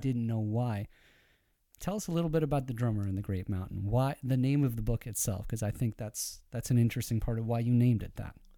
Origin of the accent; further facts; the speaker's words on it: Iran; being Persian